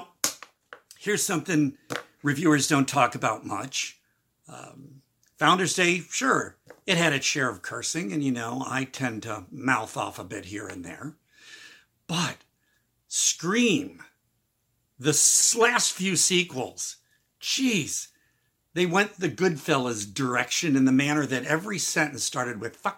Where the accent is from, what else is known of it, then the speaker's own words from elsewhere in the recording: Midwest, United States; moved away; I'm originally from the Midwest